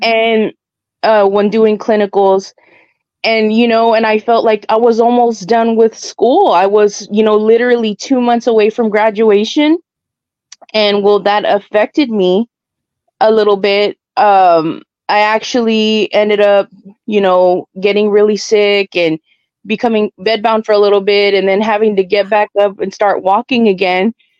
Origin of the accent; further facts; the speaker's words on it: South Texas, United States; I'm from South Texas